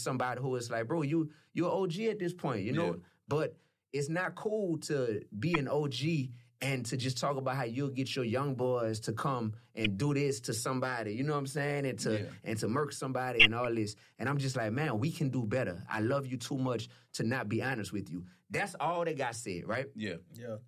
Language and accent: English; New Orleans, Louisiana, United States; I'm from New Orleans.